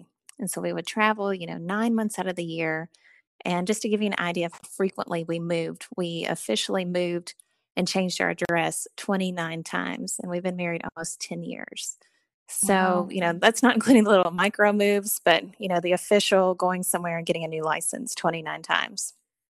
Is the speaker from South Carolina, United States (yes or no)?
no; Eastern Kentucky, United States; and, I grew up in Eastern Kentucky's in the foothills of Appalachia.